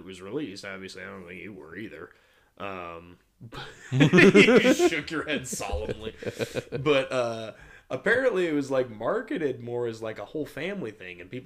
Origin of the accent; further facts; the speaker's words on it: Davenport, Iowa, United States; my hometown